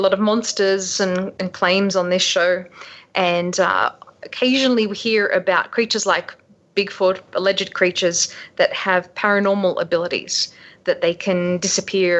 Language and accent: English; Sydney, New South Wales, Australia; I grew up in Sydney on the northern beaches